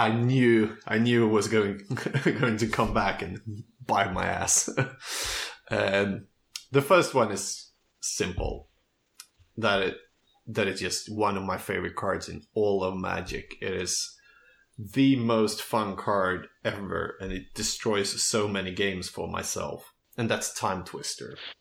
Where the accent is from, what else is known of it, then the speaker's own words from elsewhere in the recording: Köping, Västmanland, Sweden; moved away as an adult; now in Stockholm, Sweden; I grew up um, in the countryside in a town called Köping